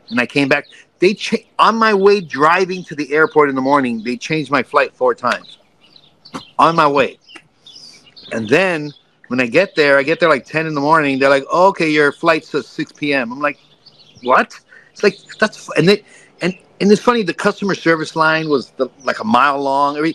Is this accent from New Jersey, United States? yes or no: no; New York, United States; I'm from New York.